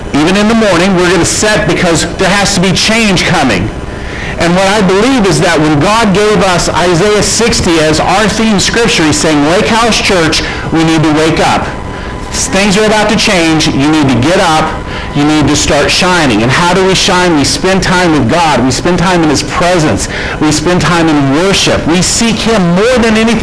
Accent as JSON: {"language": "English", "region": "Florida", "country": "United States", "tie": "born or raised there", "said": "when I was raised in Florida"}